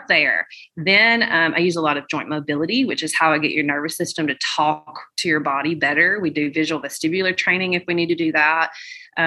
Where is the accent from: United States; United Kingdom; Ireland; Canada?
United States; Birmingham, Alabama; I'm from Birmingham, Alabama